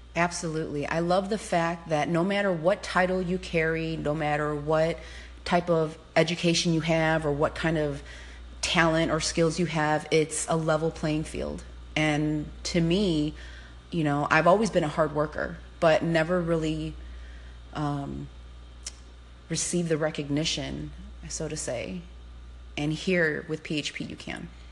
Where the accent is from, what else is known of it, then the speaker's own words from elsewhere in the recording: Cicero, Illinois, United States; I grew up in Cicero, uh, which was a tough neighborhood